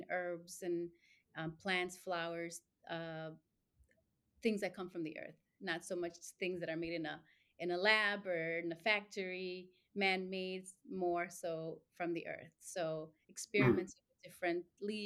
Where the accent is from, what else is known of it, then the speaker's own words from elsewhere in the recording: Chicago, Illinois, United States; also born or lived in Mexico; lived here all my life, grew up in Little Village